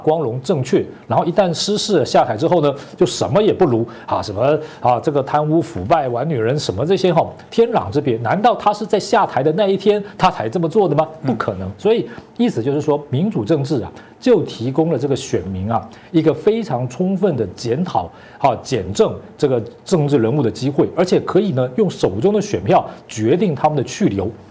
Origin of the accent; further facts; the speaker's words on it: Taiwan; 我们台湾人